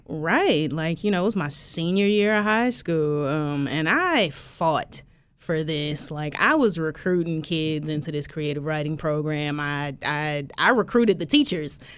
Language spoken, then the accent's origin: English; Philadelphia, Pennsylvania, United States; also born or lived in Willingboro, New Jersey; now in Baton Rouge, United States; I was born in Philly, raised there most of my life